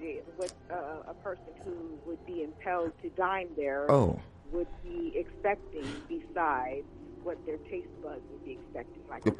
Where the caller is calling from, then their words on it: Los Angeles, California, United States; I'm calling from Los Angeles, California.